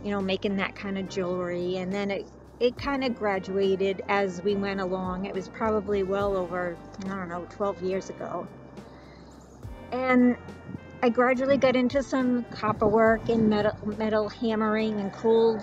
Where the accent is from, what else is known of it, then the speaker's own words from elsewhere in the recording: Cranston, Rhode Island, United States; also born or lived in Barrington, Rhode Island; I was born and raised in Rhode Island. I grew up in Cranston and then moved to Barrington and went to high school in Barrington